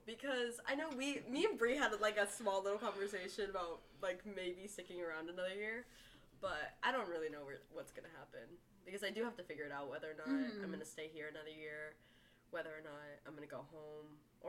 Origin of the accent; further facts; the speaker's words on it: United States; moved away; I'm Bree's roommate. I'm also a UCD senior. I'm originally from Lake Tahoe.